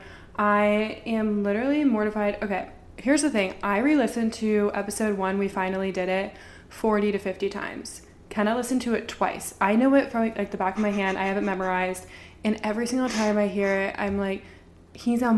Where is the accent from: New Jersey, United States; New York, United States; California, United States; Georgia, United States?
Georgia, United States; Atlanta; now in Nashville, United States; We're from Atlanta